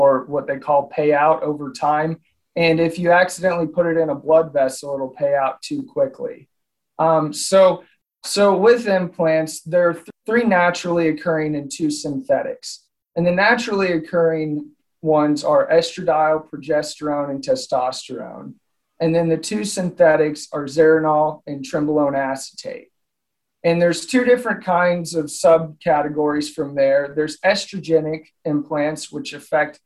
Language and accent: English; Southern Illinois, United States; moved away as an adult; also born or lived in Oklahoma; now in Nebraska, United States; I grew up, I'm originally from Southern Illinois